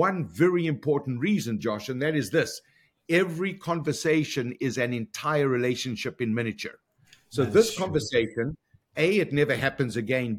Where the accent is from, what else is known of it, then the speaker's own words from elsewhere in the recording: Johannesburg, Gauteng, South Africa; moved away as an adult; now in Toronto, Canada; born and raised in South Africa, went to university in Johannesburg